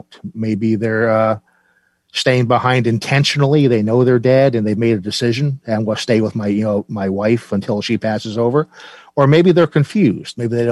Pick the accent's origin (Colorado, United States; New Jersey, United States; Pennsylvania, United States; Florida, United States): New Jersey, United States; I'm from New Jersey